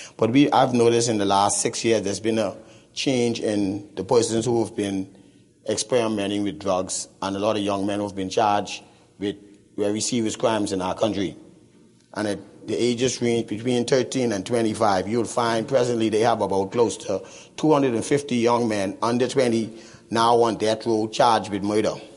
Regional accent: Nassau, New Providence, Bahamas; I'm a missionary from Nassau to Nassau

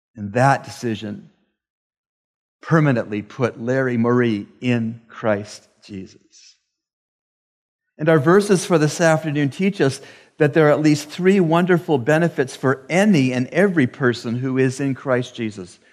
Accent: Canada; I am from Canada, the land of lakes and forests.

